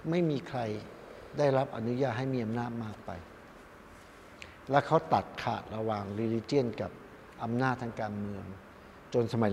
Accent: Thailand; เพราะผมบอกว่าบรรพบุรุษผมมาจากเมืองจีน ผมว่านี่มีประวัติศาสตร์ร่วมกับบรรพบุรุษของพวกเขาเหล่านั้น แต่ผมก็เป็นคนไทยอะ

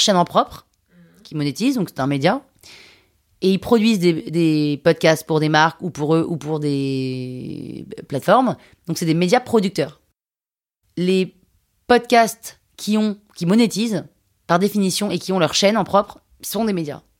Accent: Limousin, Nouvelle-Aquitaine, France; je viens du Limousin

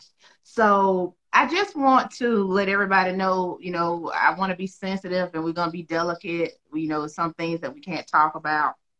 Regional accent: Georgia, United States; I'm from Georgia myself

